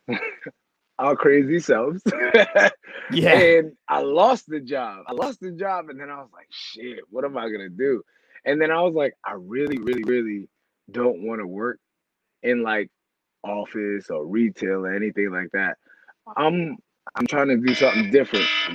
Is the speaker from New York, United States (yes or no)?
yes; New York, United States; moved away; I'm from New York and I'm a guy